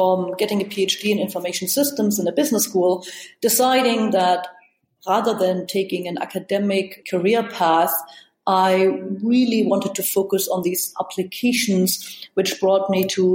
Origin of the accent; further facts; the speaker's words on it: East Germany, Germany; moved away; I grew up in East Germany